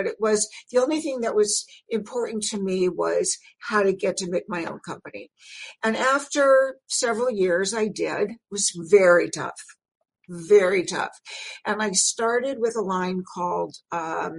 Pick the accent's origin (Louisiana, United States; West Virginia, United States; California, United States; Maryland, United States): California, United States; Los Angeles; I'm from Los Angeles. I'm a native, second generation